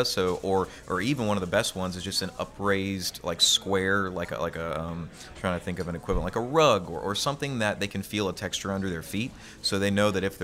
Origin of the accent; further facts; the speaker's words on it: Louisiana, United States; I'm born and raised in Louisiana. I love this place